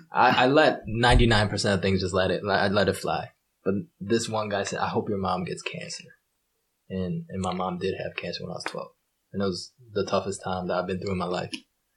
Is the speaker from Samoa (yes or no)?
no; Japan; As a Japanese, like, they don't think Asian people can pronounce R's.